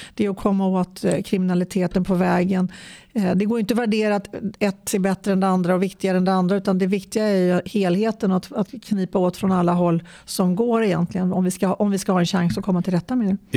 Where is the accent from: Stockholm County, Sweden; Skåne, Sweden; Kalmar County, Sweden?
Stockholm County, Sweden; kommer från Stockholms län